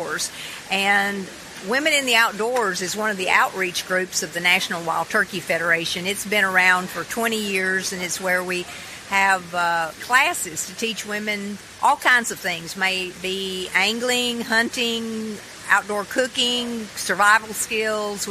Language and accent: English; Tennessee, United States; I am right here from Tennessee. I was born and raised, and I've traveled all over the world, and I've never found a place that I liked any better than Tennessee